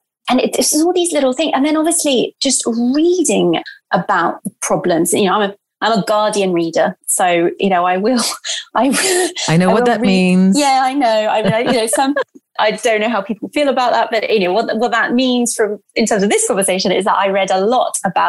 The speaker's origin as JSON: {"language": "English", "country": "Brazil", "tie": "born or raised there", "said": "And I'm Brazilian. I grew up in Brazil."}